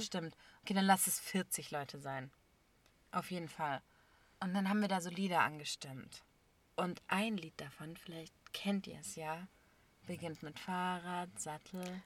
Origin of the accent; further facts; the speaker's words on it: Germany; ich bin hier geboren